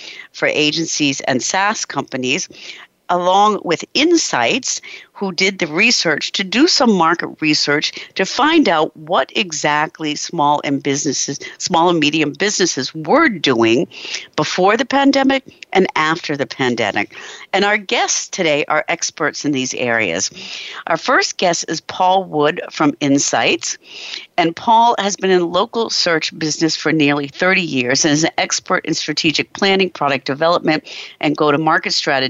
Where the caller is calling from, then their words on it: Germany; Our guest today, I'm calling in from Germany